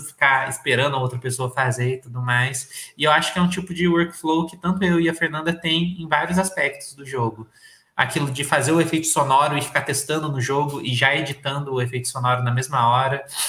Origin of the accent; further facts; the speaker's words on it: Brazil; E eu nunca saí do Brasil, eu nunca fui para fora